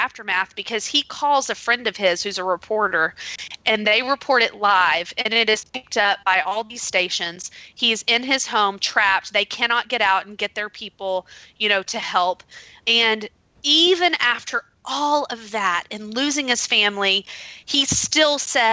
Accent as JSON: {"language": "English", "country": "United States", "said": "as an American"}